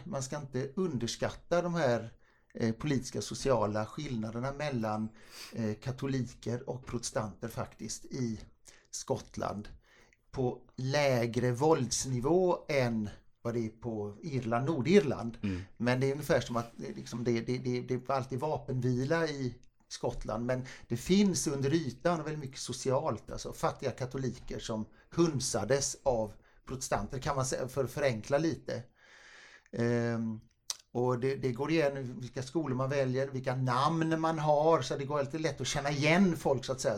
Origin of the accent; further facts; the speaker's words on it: Gothenburg, Västra Götaland, Sweden; Jag är göteborgare